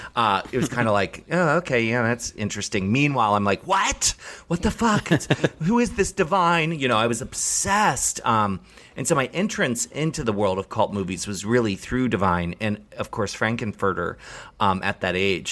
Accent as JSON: {"language": "English", "region": "Maryland", "country": "United States", "tie": "born or raised there", "moved": "yes", "said": "I grew up in Maryland"}